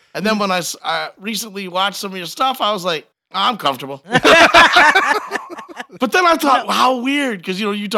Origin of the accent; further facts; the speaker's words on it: Detroit, Michigan, United States; I'm from Detroit.